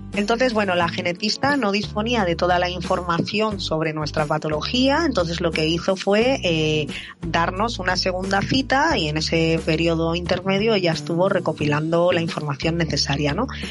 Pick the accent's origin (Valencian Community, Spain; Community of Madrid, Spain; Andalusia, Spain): Community of Madrid, Spain; Madrid; tengo 43 años, soy de Madrid